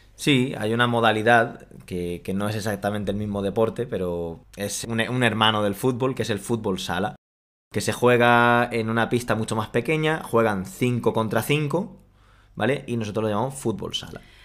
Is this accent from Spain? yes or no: yes; Spain; aquí en España